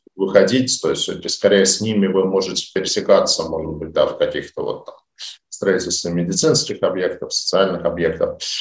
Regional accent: Saint Petersburg, Russia; Я, как питерский житель

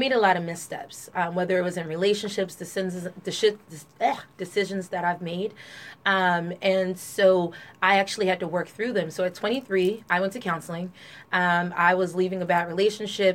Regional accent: Trenton, New Jersey, United States; I was born and raised in Trenton, New Jersey. Grew up in the North Side

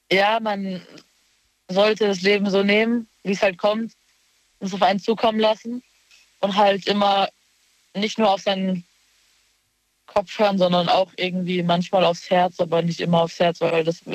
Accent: Baden-Württemberg, Germany; Ähm, in Baden-Württemberg in der Nähe vom Europapark.

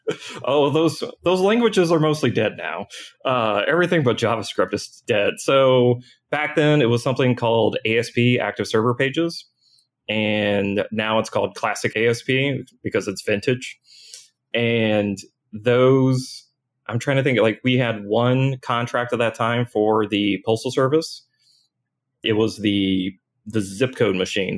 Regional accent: New Albany, Indiana, United States; I grew up in Southern Indiana.

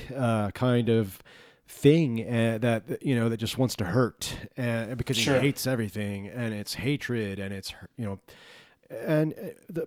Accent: South Texas, United States; growing up in South Texas

